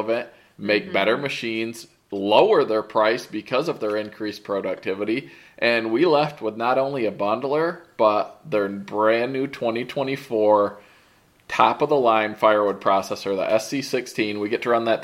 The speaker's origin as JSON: {"language": "English", "region": "Michigan", "country": "United States", "tie": "born or raised there", "said": "we grew up in Michigan"}